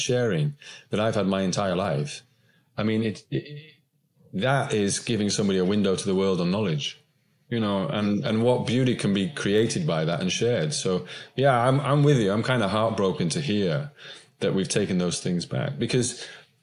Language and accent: English; Westmorland, North West England, United Kingdom; I'm from Westmorland originally.